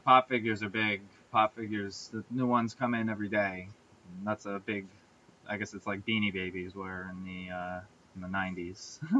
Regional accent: New York, United States; we're from New York

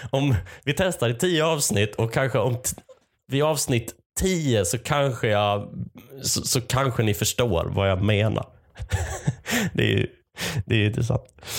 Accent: Malmö, Skåne, Sweden; moved away as an adult; also born or lived in Lund; now in Gothenburg, Sweden; jag är uppvuxen i Malmö. Jag har pluggat i Lund, numera är jag bosatt i Göteborg.

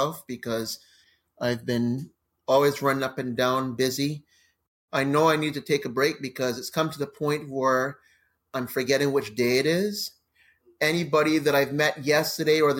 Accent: Montreal, Quebec, Canada; My roots are always going to be in Barbados, even though I was born here in Montreal

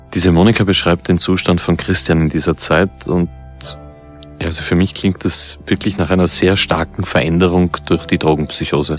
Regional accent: Vienna, Austria; Als Wiener

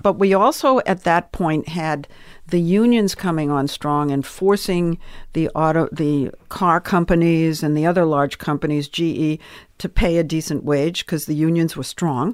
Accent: Swampscott, Massachusetts, United States; moved away as an adult; also born or lived in New York; now in Los Angeles, United States; I came from Swampscott, Massachusetts

